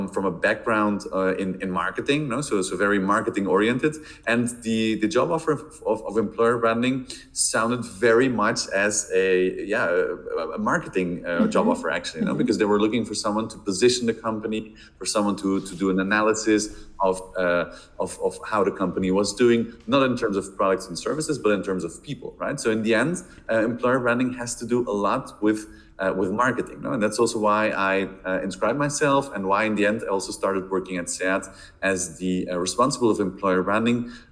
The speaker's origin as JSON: {"language": "English", "country": "Belgium", "moved": "as an adult", "lives_now": "Barcelona, Spain", "said": "I'm originally from Belgium, but currently living in Barcelona for the last 10 years"}